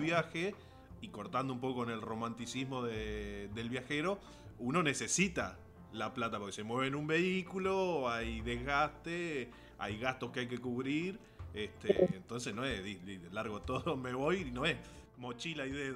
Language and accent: Spanish; Basavilbaso, Entre Ríos, Argentina; con Hernán somos del mismo pueblo, somos ambos de Basavilbaso